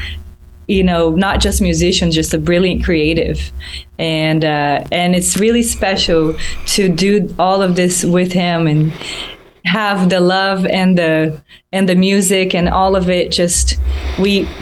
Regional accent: Brazil; moved away; my hometown, you know, all the things I grew up

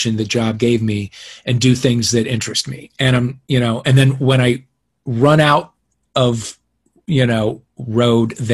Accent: Kirkwood, Missouri, United States; moved away as an adult; now in Los Angeles, United States; I grew up in Kirkwood

